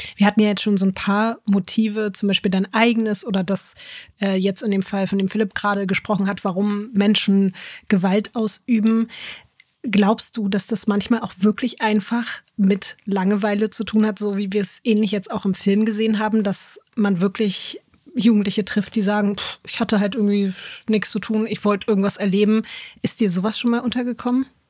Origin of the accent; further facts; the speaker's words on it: Berlin, Germany; Ja, also ich habe in Berlin Berlin schon, glaube ich, mit elf oder so meine erste schlimme Schlägerei und mit zwölf, glaube ich, die erste schlimme Messerstecherei gesehen.